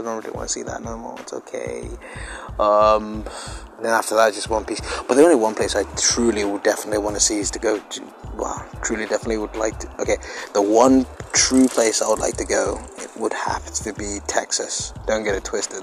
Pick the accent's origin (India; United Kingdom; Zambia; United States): United Kingdom; I'm British